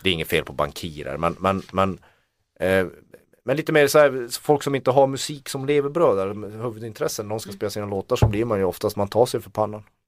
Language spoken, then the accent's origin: Swedish; Kiruna, Norrbotten County, Sweden; Jag kommer från Kiruna